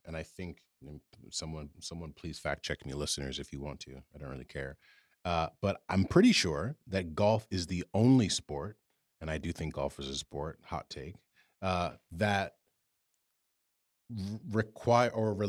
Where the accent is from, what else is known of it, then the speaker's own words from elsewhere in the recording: New York, United States; And especially as a New Yorker where our courses are packed and it's hard to get a tee time